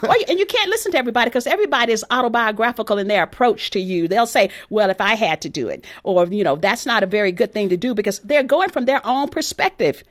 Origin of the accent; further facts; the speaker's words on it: Texas, United States; my background growing up in Texas